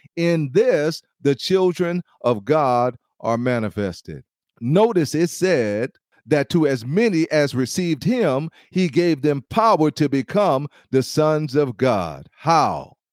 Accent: Los Angeles, California, United States; I grew up in Compton and, and Watson, Los Angeles

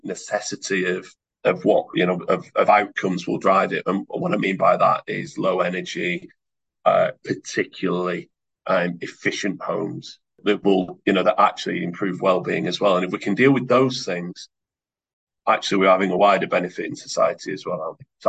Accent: Oldham, North West England, United Kingdom; I'm from Oldham, so I look and sound like a number of people across the table from me in Oldham

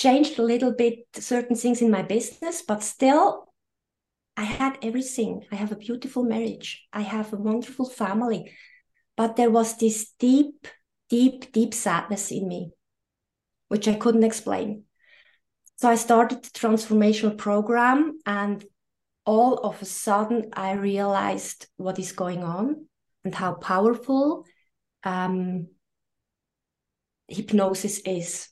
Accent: Switzerland; I'm coming from Switzerland. I live very close to Lucerne.

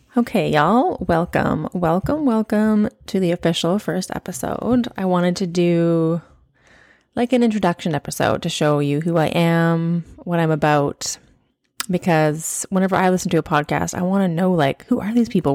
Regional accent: Okanagan, British Columbia, Canada; moved away as an adult; now in New Zealand; we were raised as teenagers in the Okanagan, which is, if you're not from Canada or you're not from B C, it is in the interior of British Columbia.

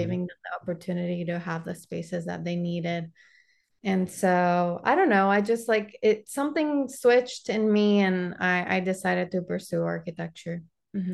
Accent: Panama; English is a second language; also born or lived in Arkansas / Florida; now in United States; I'm originally from Panama

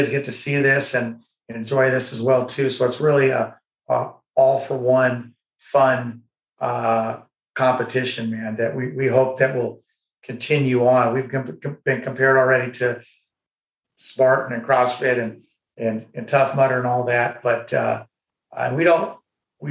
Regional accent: United States; as an American, as someone who's fought for this country

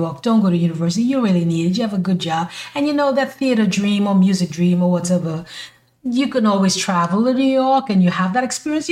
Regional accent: St. Kitts & Nevis; moved away as an adult; now in United States; when I was living in my country, my home country, you know, I'm from the islands, baby, in St. Kitts, I wanted to move to the U.S.

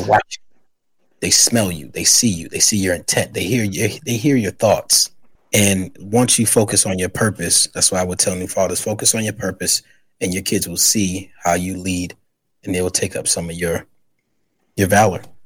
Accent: New York City, New York, United States; also born or lived in South Carolina; I'm from the Bronx, New York

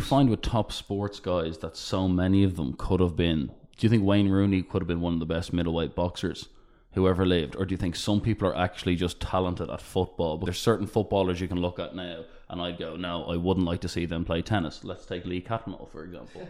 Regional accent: Ireland; we're from Ireland

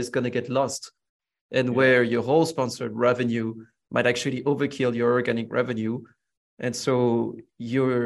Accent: Villeneuve-Saint-Georges, Île-de-France, France; I grew up in the suburbs of Paris, in a town called Villeneuve-Saint-Georges. I mean, that's actually where I'm born.

